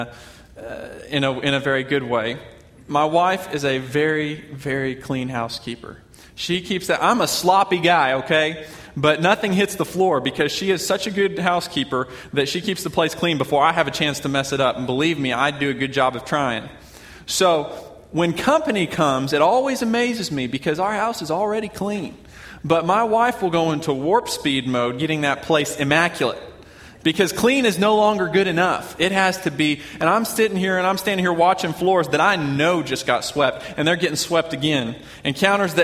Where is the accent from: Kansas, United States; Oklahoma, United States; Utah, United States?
Oklahoma, United States; I'm from Oklahoma